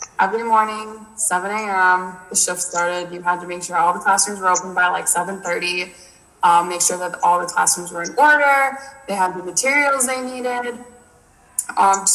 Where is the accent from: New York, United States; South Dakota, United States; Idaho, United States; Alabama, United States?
New York, United States; Buffalo; I'm from Buffalo.